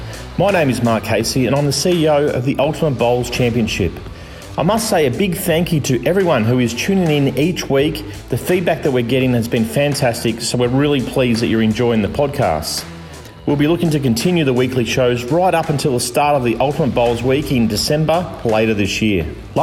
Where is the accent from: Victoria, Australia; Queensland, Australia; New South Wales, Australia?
Victoria, Australia; Melbourne; when I was growing up in Melbourne as a junior.